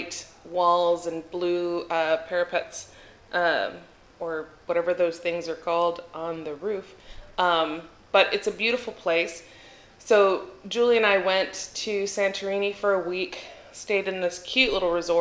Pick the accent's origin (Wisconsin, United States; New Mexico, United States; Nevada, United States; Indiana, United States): New Mexico, United States; Albuquerque; moved away as an adult; now in Athens, Greece; I'm from Albuquerque, everything is in a grid